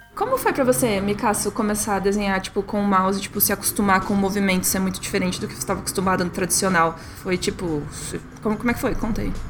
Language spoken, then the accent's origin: Portuguese; Curitiba, Paraná, Brazil; Curitiba, né? Que é da onde a gente é